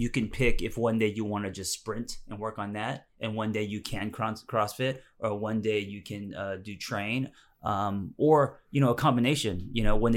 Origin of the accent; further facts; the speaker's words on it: Glendale, California, United States; I grew up in Glendale